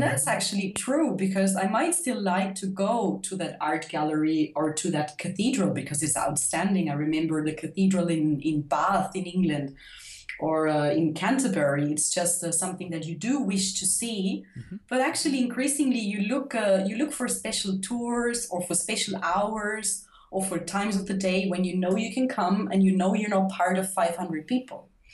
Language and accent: English; Austria; I'm from Austria